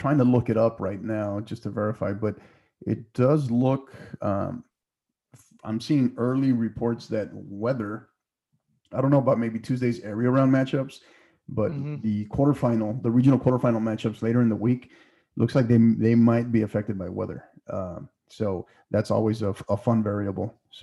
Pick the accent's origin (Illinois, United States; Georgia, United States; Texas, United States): Texas, United States; El Paso; leaving El Paso. Love this place. This is my hometown. This will always be my hometown.